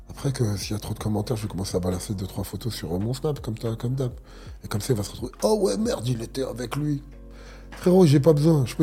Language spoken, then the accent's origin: French; Algeria; Moi, je suis un Algérien, je mange que du.